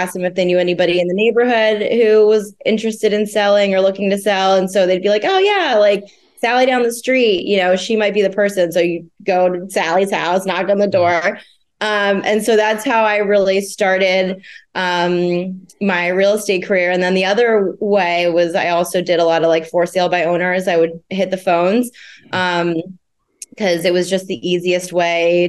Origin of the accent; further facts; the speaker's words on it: New Jersey, United States; moved away as an adult; also born or lived in Philadelphia, Pennsylvania; now in Rhode Island, United States; I'm originally from New Jersey, and I lived in Philly for about 5 years